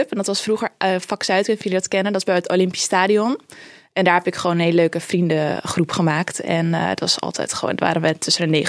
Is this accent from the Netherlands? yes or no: yes; Amsterdam, North Holland, Netherlands; Geboren en getogen in Amsterdam. Ik woon er nog steeds.